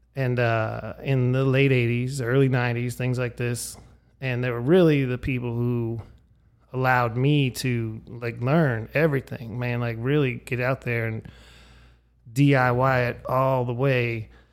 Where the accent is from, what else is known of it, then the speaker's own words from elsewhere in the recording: Erie, Pennsylvania, United States; my hometown of Erie, Pennsylvania